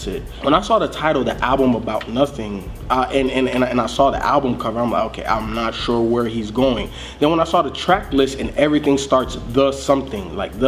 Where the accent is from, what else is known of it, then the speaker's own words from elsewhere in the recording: Chicago, Illinois, United States; I'm from Chicago.